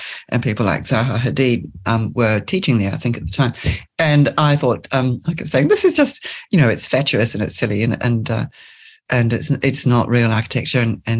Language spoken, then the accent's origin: English; Auckland, New Zealand; moved away as an adult; also born or lived in Dunedin, New Zealand / London, United Kingdom / Bristol, United Kingdom; now in Australia; I grew up mostly in Auckland, in fact